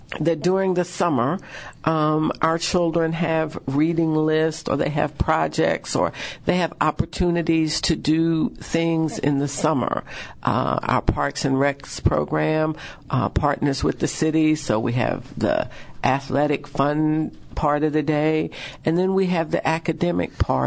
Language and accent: English; the South, United States; We say soda in the South.